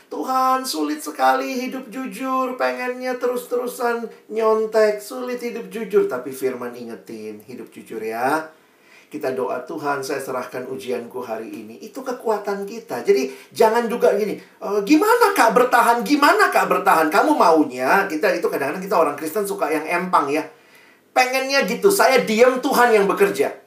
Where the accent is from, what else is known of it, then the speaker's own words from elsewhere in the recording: Makassar, South Sulawesi, Indonesia; saya ini anak daerah ya, teman-teman saya itu ke Jakarta kuliah di UI, dulu dari dari Makassar.